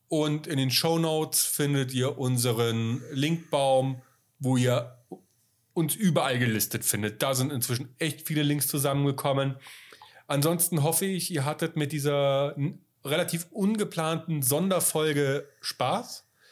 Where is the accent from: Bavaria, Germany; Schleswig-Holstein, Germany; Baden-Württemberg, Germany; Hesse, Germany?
Bavaria, Germany; ich bin ja in Bayern aufgewachsen